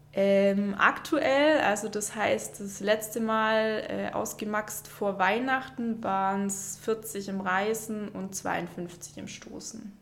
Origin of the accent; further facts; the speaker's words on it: near Stuttgart, Baden-Württemberg, Germany; moved away as an adult; now in Konstanz, Germany; ich komme ursprünglich aus der Nähe von Stuttgart, bin jetzt aber seit zehn Jahren in Konstanz